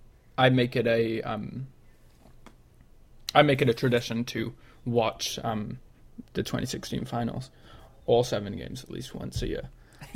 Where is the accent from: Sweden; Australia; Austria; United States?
United States; Cleveland, Ohio; I'm from Cleveland